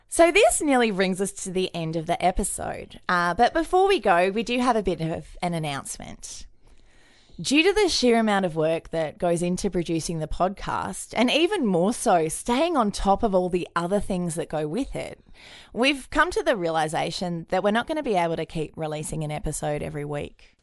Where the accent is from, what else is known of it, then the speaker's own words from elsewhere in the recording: Queensland, Australia; I was raised in Queensland a bit